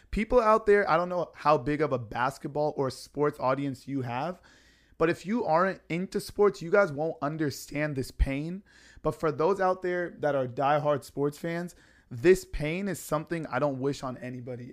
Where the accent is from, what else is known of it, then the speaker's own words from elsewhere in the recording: San Diego, California, United States; my flight back to San Diego to come home